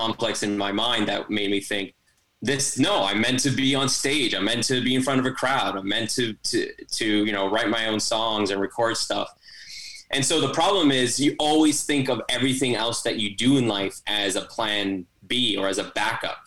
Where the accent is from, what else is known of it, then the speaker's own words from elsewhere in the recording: Toronto, Ontario, Canada; I'm from Toronto, Canada